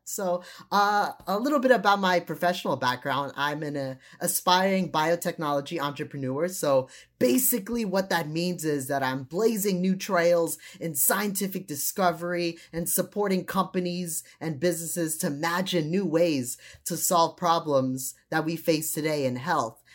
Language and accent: English; United States; also born or lived in Trinidad; since I grew up here in the United States